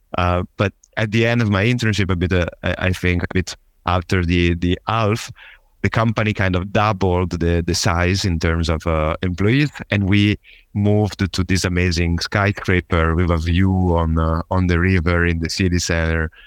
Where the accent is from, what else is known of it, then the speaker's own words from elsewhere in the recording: Genoa, Liguria, Italy; accent: Italian; English is a second language; moved away as an adult; also born or lived in south of Germany; I'm originally from Italy, uh, specifically from Genova